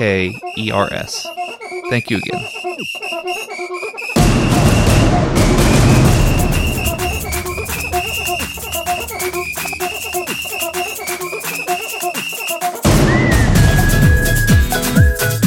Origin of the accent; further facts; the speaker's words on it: Texas, United States; I am the Texas gentleman